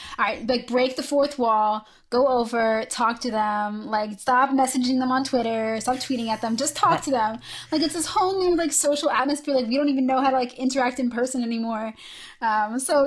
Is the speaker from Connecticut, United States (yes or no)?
no; Philadelphia, Pennsylvania, United States; now in Chicago, United States; I'm originally from Philadelphia, and I like to make it very clear every single time I say that I'm actually from Philly. Like I'm from the city of Philadelphia.